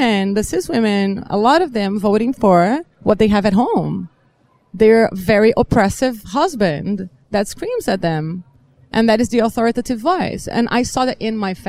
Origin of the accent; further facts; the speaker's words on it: Brazil; I am from Brazil and assigned female at birth